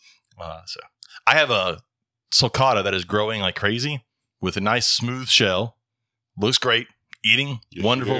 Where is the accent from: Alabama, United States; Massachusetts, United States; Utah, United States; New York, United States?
Alabama, United States; Dothan; born or raised there